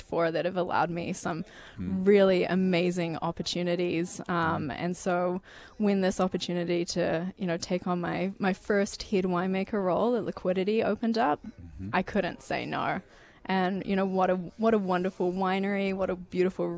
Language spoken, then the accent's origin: English; New Zealand; moved away as an adult; also born or lived in Santa Barbara County, California; now in Okanagan Falls, Canada; I am originally from New Zealand